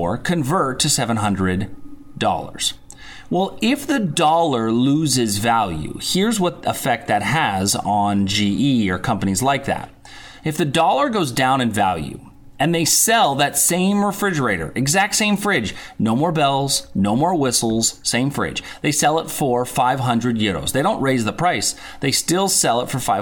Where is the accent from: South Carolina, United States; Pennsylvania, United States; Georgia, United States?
Pennsylvania, United States; Pittsburgh; my hometown of Pittsburgh, Pennsylvania